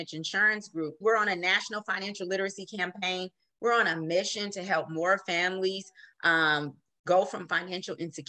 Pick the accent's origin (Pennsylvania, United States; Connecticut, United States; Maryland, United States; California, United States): California, United States; Oakland; moved away as an adult; now in San Joaquin County, United States; I am from Oakland, born and raised in Oakland